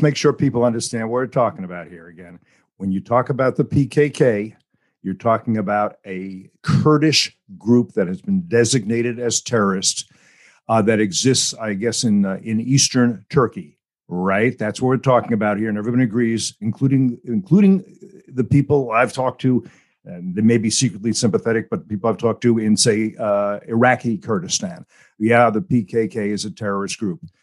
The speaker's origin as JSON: {"language": "English", "country": "United States", "said": "as an American"}